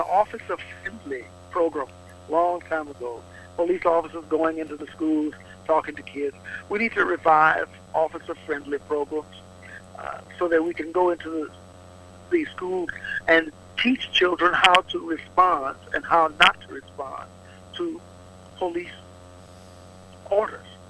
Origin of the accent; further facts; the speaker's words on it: Opelousas, Louisiana, United States; Opelousas, my hometown